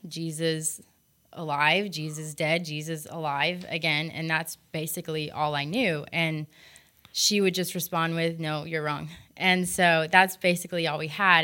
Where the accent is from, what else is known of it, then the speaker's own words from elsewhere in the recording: United States; moved away; I was from America